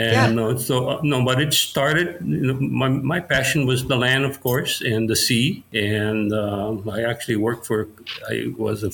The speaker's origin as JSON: {"language": "English", "town": "Haiku", "region": "Hawaii", "country": "United States", "tie": "born or raised there", "also_born_or_lived": "Paia, Maui", "said": "I was born in Paia and I grew up in Haiku."}